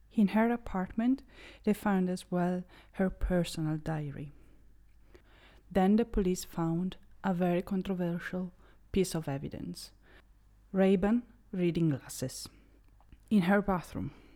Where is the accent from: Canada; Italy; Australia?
Italy; I'm Italian, born and raised in Italy